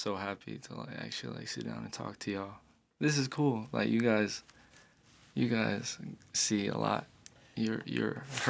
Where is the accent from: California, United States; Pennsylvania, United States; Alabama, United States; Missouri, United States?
Missouri, United States; St. Louis; born or raised there